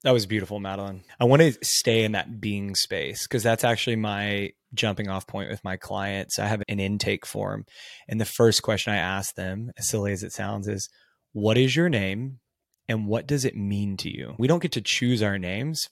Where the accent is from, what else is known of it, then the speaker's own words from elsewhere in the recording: Texas, United States; I grew up in a smaller Texas town.